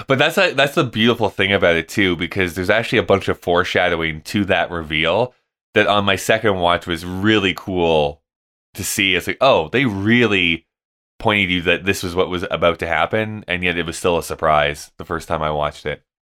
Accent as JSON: {"language": "English", "country": "Canada", "moved": "yes", "said": "as a Canadian"}